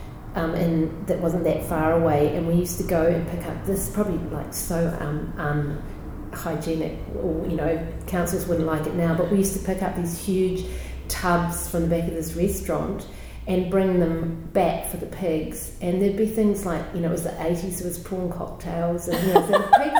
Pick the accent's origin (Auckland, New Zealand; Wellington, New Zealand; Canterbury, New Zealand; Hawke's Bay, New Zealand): Canterbury, New Zealand; also born or lived in Halifax, Yorkshire, England / Timaru / Pleasant Point; I grew up mostly in the South Island of New Zealand